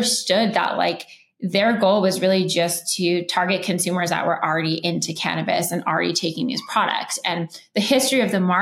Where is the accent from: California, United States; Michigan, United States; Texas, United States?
California, United States; Los Angeles; I grew up in Los Angeles